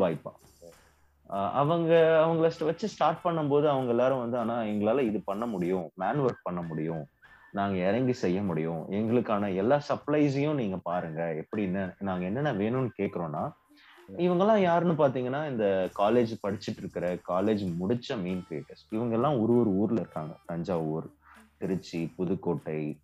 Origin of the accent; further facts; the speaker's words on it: Cuddalore, Tamil Nadu, India; நான் என்னோட பிறந்த ஊர் கடலூர்